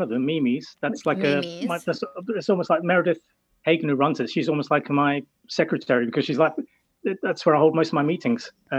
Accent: London, United Kingdom; moved away as an adult; also born or lived in Brighton, England; now in New Hamburg, Canada; I was born in London, in England, and then we lived in Brighton for a while, which is a city about the same population size as Kitchener-Waterloo, 250,000.

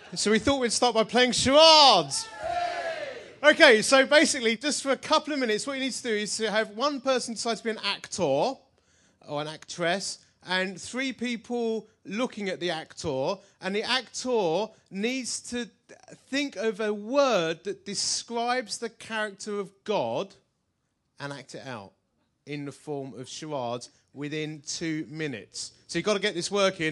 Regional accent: Essex, East of England, United Kingdom; I'm from Essex

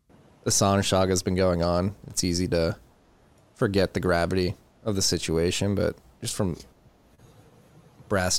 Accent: United States; As an American

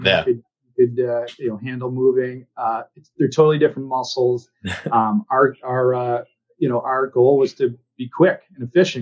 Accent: Northern Maine, United States; moved away as an adult; also born or lived in Boston area; now in Boston, United States; I grew up in Northern Maine. So about six hour drive from Boston

